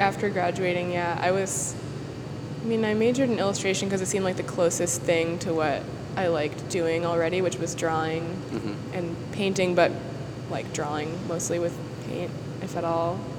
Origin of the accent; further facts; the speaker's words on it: Worcester, Massachusetts, United States; now in New York City, United States; I grew up in central Massachusetts